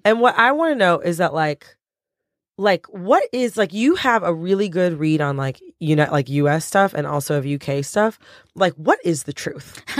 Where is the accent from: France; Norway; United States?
United States; an American person